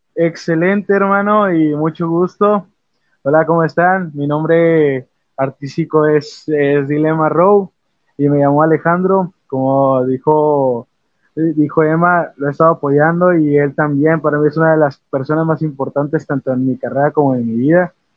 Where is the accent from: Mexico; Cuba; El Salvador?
Mexico; Monterrey, Nuevo León; nacido aquí en Monterrey, tengo sangre de, de, Reynosa, Tamaulipas, pero soy nacido aquí en, aquí en Monterrey. Llevo toda mi vida aquí